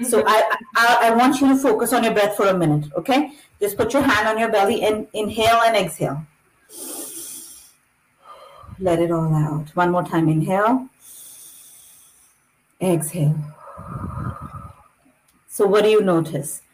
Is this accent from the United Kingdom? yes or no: no; India; moved away as an adult; now in Canada; I'm basically from India